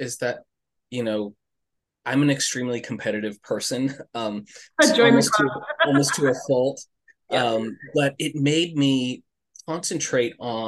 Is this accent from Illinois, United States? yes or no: no; Los Angeles, California, United States; growing up in Los Angeles, I was a big sports kid